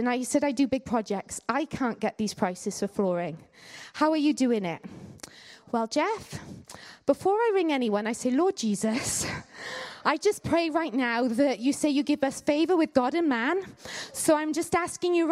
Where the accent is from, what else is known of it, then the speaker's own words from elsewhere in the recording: Canada; now in United Kingdom; I grew up in Canada